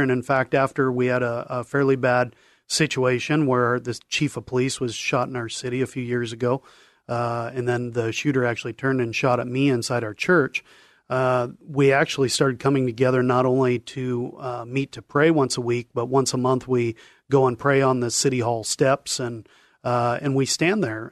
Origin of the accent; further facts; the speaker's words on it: Longview, Washington, United States; Grew up in, in Longview, Washington, uh, born and raised